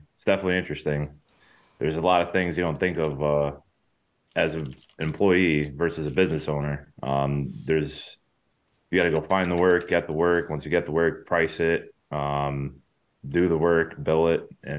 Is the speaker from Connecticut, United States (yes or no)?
yes; Connecticut, United States; I'm from Connecticut, in Connecticut.